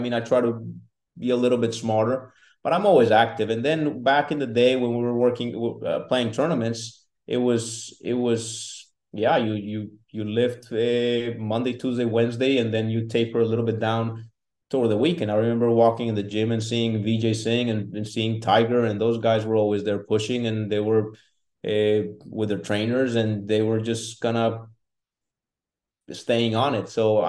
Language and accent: English; Colombia; now in United States; So when I came from Colombia, I don't recall drinking a full bottle of water.